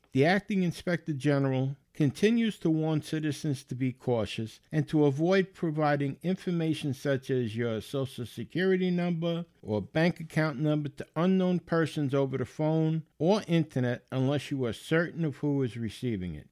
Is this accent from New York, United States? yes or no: yes; New York City, New York, United States; I grew up in the Bronx